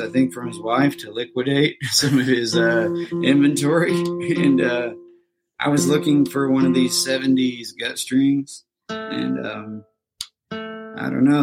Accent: Indiana, United States; moved away as an adult; now in Nashville, United States; I'm from Indiana

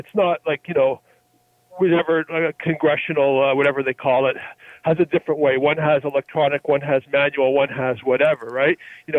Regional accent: Canada; as a Canadian

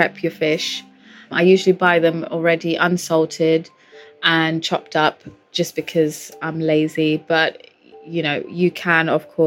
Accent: London, United Kingdom; also born or lived in Portugal; I've lived in London since I was about 4 when my parents moved there from Portugal

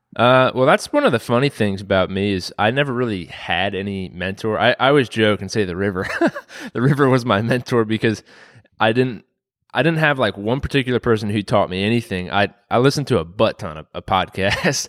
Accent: Waynesboro, Virginia, United States; I grew up in Waynesboro

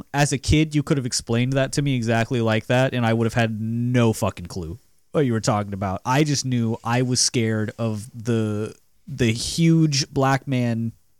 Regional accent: Alabama, United States; this was in, like, a real hick town in Alabama, too. Like, my school had 8 black kids.

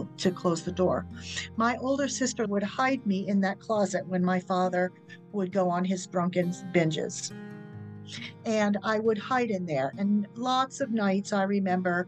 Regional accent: Kennebunk, Maine, United States; also born or lived in Exeter, New Hampshire; I was born in 1961 in Exeter, New Hampshire, and we came to live in Kennebunk sometime after that, I don't know when.

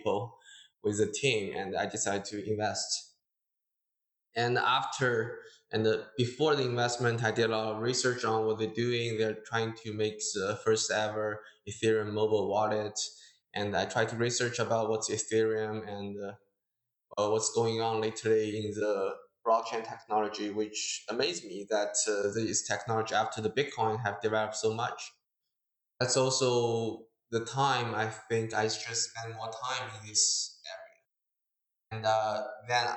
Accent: Hangzhou, Zhejiang, China; moved away as an adult; also born or lived in United States; I was originally born and raised in China, Hangzhou, and I went to school in States

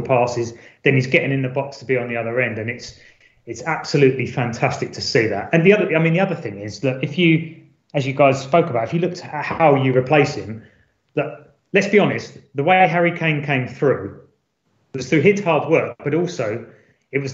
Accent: London, United Kingdom; I was born in Tottenham

